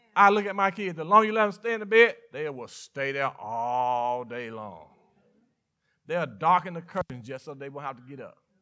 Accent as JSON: {"language": "English", "region": "Mississippi", "country": "United States", "tie": "born or raised there", "said": "I was born and raised in, in Mississippi"}